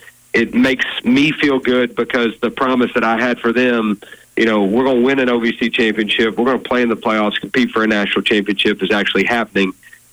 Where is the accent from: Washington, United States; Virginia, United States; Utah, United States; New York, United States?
Virginia, United States; Richmond; whenever I was playing at Richmond, just thought about how cool it would be to play my last game in my hometown.